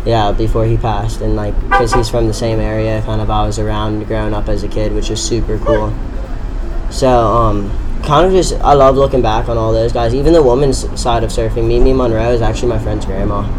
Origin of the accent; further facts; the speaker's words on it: Flagler Beach, Florida, United States; I'm from Flagler Beach, Florida. It's like North Florida